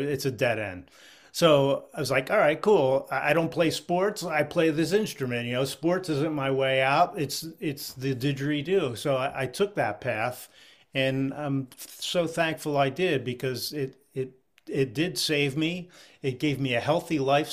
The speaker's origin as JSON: {"language": "English", "town": "Philadelphia", "region": "Pennsylvania", "country": "United States", "tie": "born or raised there", "moved": "yes", "lives_now": "Vermont, United States"}